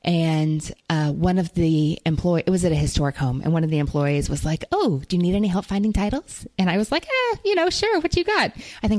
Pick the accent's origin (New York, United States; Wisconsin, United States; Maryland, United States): New York, United States; But as a New Yorker, that's your bonus pick.